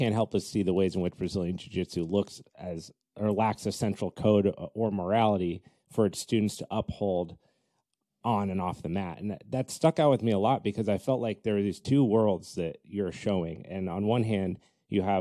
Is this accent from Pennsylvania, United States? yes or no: no; Colorado, United States; now in California, United States; I grew up in Colorado.